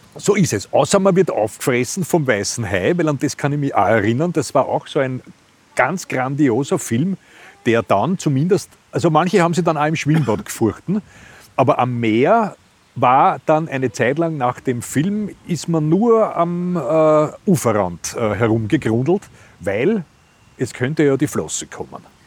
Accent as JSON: {"language": "German", "region": "Vienna", "country": "Austria", "said": "als Wiener"}